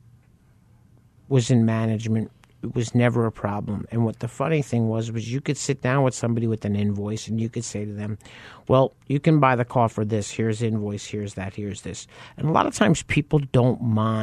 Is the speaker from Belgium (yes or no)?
no; New York, United States; moved away; I grew up in New York